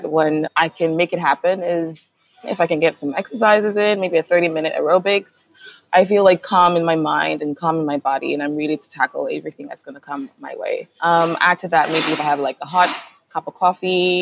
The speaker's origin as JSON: {"language": "English", "town": "Kumasi", "region": "Ashanti", "country": "Ghana", "tie": "born or raised there", "said": "I grew up in Kumasi in a house full of close relatives."}